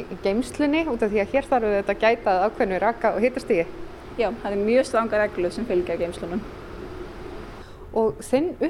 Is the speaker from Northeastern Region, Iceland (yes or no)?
yes; Aðaldalur, Northeastern Region, Iceland; Ég er alveg upp í aðaldal.